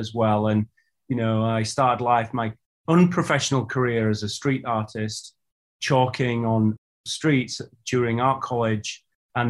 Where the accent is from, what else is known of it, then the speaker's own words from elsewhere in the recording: Huddersfield, Yorkshire and the Humber, United Kingdom; the town that I grew up in, you mentioned I'm a northern lad, I'm from Huddersfield in Yorkshire.